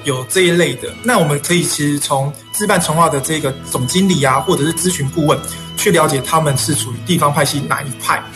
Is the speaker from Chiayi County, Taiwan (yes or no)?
no; Changhua, Changhua County, Taiwan; also born or lived in Taichung; 我是彰化人彰化人彰化市，嗯，然后后来嗯。在台中念书